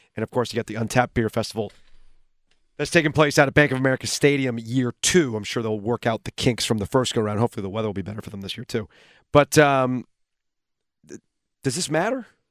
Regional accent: Raleigh, North Carolina, United States; we're from Raleigh

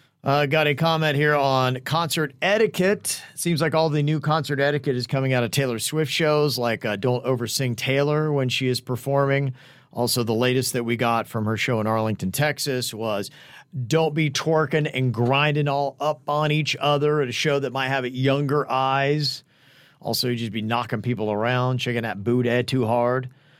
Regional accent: Bahamas; I am from the Bahamas, and it's a big day.

